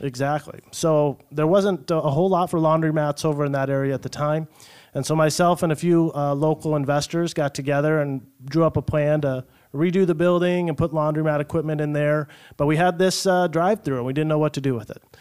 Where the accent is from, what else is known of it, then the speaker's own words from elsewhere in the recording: Hubbard, Iowa, United States; also born or lived in Ames, Iowa; now in Sioux City, United States; I was born down in Ames, so grew up, uh, as an Iowa kid, uh, l, just north of there, a little town called Hubbard, Iowa